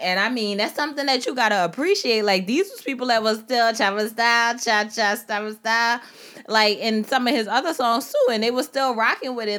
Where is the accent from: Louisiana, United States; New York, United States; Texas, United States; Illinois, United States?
Louisiana, United States; New Orleans; I am from Algiers